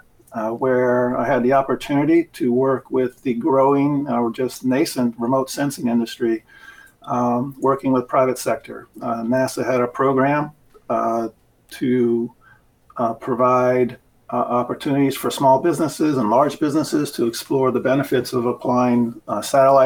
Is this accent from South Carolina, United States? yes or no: yes; South Carolina, United States; moved away as an adult; also born or lived in Huntsville, Alabama; got the chance to move back to my home state, which is South Carolina. I'm in Charleston, South Carolina